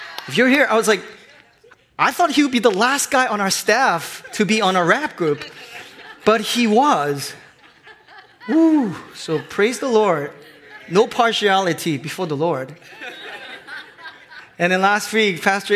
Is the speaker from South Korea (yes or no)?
yes; South Korea; moved away; I grew up in Korea